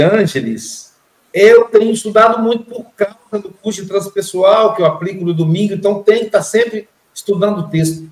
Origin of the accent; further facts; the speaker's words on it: Minas Gerais, Brazil; Eu sou mineiro, estou aqui na praia